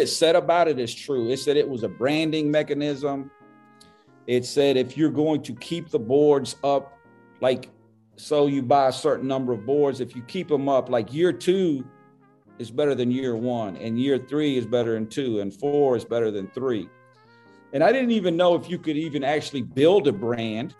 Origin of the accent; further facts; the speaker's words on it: Birmingham, Alabama, United States; I was born in Birmingham. I'm going to die in Birmingham